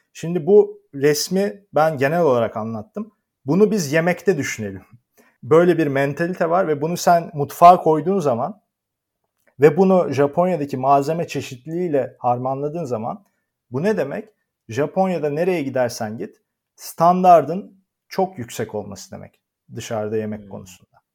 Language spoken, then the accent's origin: Turkish; Turkey; moved away as an adult; also born or lived in Netherlands; now in Japan; ben bugün bir Türk olarak Türk, Türkiye'den dışarı çıktığım zaman gittiğim her yerde yabancıyım